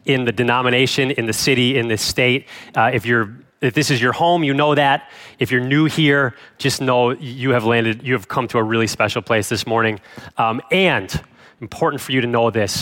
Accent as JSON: {"language": "English", "town": "Cleveland", "region": "Ohio", "country": "United States", "tie": "born or raised there", "also_born_or_lived": "Chicago suburbs, Illinois", "moved": "as an adult", "said": "I grew up in the Cleveland, Ohio area, Northeast Ohio"}